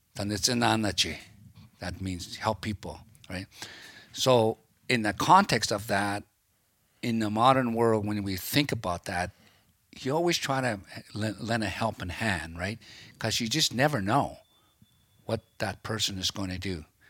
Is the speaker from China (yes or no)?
no; Rose Prairie, British Columbia, Canada; I grew up around Peterson Crossing in Rose Prairie by Doig, River First Nations area there